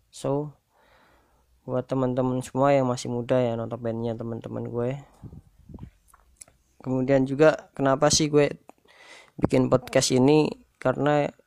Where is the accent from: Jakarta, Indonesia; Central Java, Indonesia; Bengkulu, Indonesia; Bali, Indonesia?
Central Java, Indonesia; Pekalongan; Asal gue dari Pekalongan. Gue lahir di tahun 96 1996